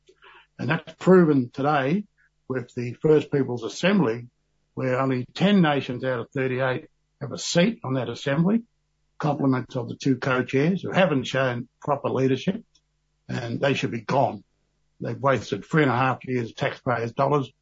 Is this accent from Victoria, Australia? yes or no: no; Balranald, New South Wales, Australia; I was born in Balranald in 1951